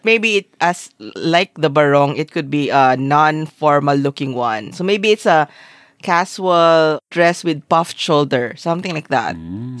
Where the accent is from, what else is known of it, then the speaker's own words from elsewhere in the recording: Philippines; I'm Filipino. I've never worn a barotsaya in my entire life.